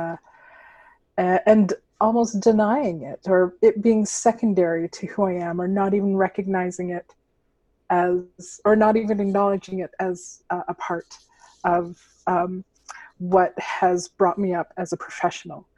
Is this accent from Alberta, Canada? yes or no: yes; Alberta, Canada; There's very few of us here in Alberta. I know growing up, the hardest part about being in theater and in the skin that I'm in as a Filipino was that there were no Filipinos that I could see